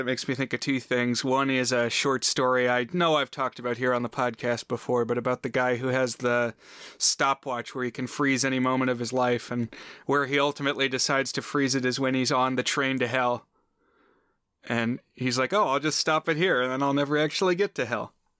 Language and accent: English; Lake Braddock, Virginia, United States; at Lake Braddock, my middle school